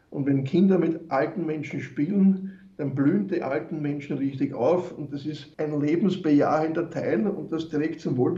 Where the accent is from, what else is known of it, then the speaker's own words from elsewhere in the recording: Wiener Neustadt, Lower Austria, Austria; mein neuestes Projekt ist jetzt in Wiener Neustadt, wo ich herkomme, meine Heimatstadt oder Bezirksstadt